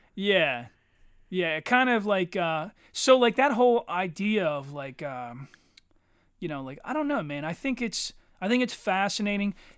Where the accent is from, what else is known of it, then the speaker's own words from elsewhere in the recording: Eddystone, Pennsylvania, United States; I say that I grew up in Eddystone, but most of my friends were from Ridley and Eddystone